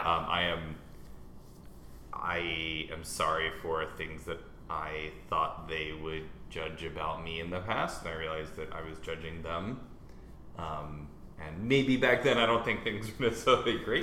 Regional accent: United States

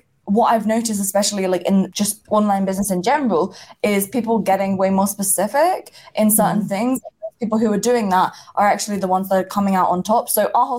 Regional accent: England, United Kingdom; I grew up in England

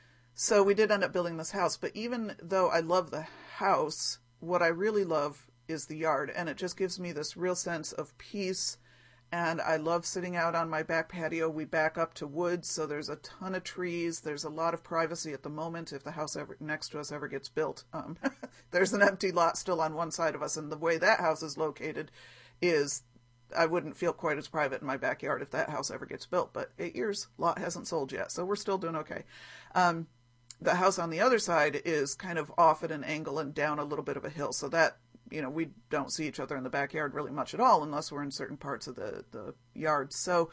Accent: Ohio, United States; I'm going to make an Ohio Star block because I grew up in Ohio, where my grandmother's house was in Ohio, and we used to visit.

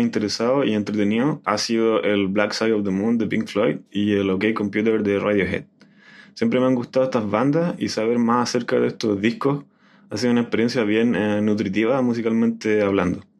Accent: Chile; soy de Chile

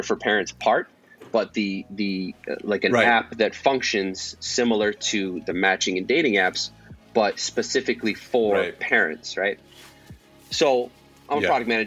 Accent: Detroit, Michigan, United States; moved away as an adult; now in Los Angeles, United States; I'm actually from Detroit

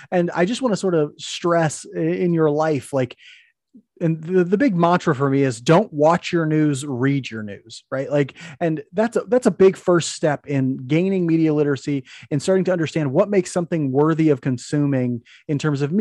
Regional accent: Maryville, United States; moved away; driving around in the old hometown

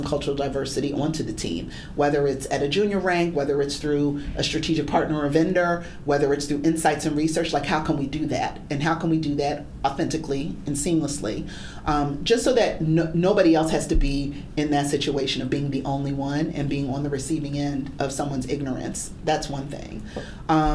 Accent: Philadelphia, Pennsylvania, United States; Philadelphia, my hometown.

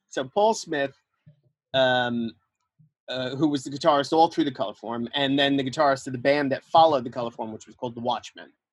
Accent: New York, United States; I uh, grew up in New York

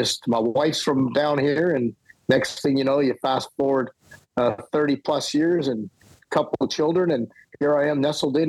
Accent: Winnipeg, Manitoba, Canada; moved away as an adult; also born or lived in Mississippi; Correct. Yes. Played golf, but I left Winnipeg when I'm, I guess it was 18 years old. So it's been a long time, over 40 years now.

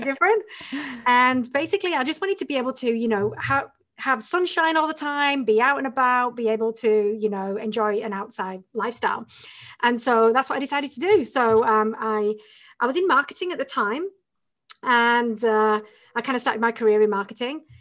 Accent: the north of England, United Kingdom; moved away as an adult; I'm from England originally

